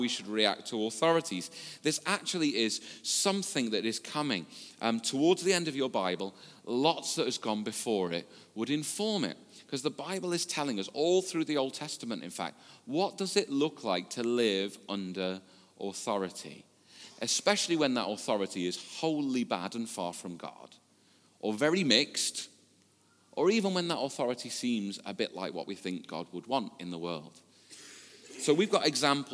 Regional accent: the Wirral, North West England, United Kingdom; I was born and brought up on the Wirral. I've lived here most of my life

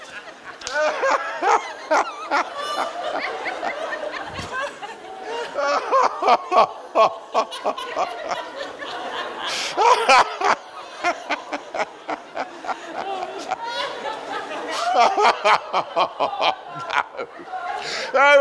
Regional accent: Australia; me being an Australian

